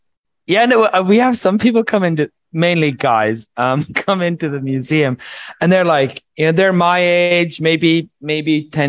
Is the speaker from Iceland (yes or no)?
yes; Iceland; also born or lived in California / Sweden; now in Colombia; I've lived in Sweden for most of my adult life. I'm from Iceland and California.